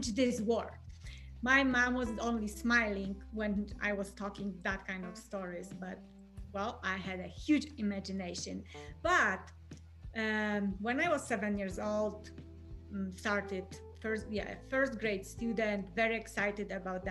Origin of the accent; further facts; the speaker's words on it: Poland; English is a second language; moved away as an adult; I'm originally from Poland, born and raised.